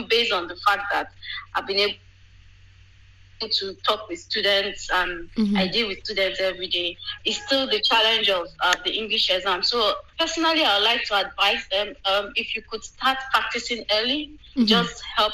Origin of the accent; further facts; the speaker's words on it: Nigeria; moved away as an adult; now in United Kingdom; before I moved away from Nigeria